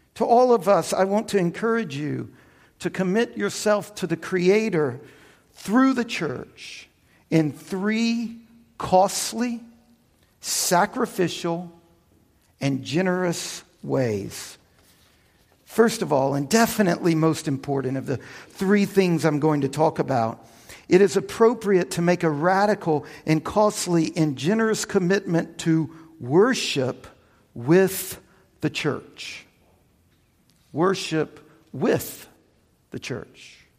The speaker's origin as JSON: {"language": "English", "country": "United States", "tie": "born or raised there", "also_born_or_lived": "Louisiana / Texas", "said": "I grew up in the Bible Belt down in Louisiana and in Texas as a Baptist"}